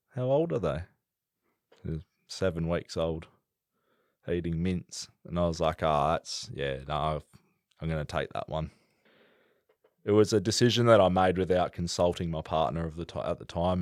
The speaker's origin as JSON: {"language": "English", "area": "the Pilbara", "region": "Western Australia", "country": "Australia", "tie": "born or raised there", "also_born_or_lived": "Perth, Western Australia", "said": "I grew up in the Pilbara from, well, where I could remember from anyway. I was born in Perth"}